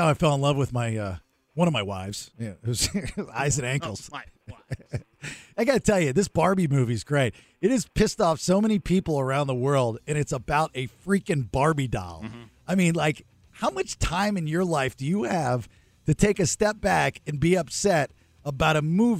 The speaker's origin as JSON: {"language": "English", "town": "Annapolis", "region": "Maryland", "country": "United States", "tie": "born or raised there", "also_born_or_lived": "Severna Park, Maryland", "moved": "yes", "said": "I grew up in Annapolis, Maryland, Severna Park, Maryland, as a kid"}